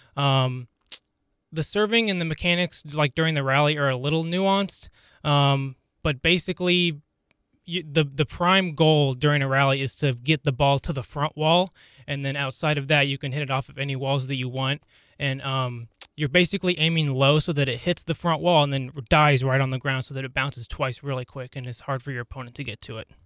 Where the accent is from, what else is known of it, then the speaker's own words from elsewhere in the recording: Lawrence, Kansas, United States; I was born and raised here in Lawrence, so I've been around KU all my life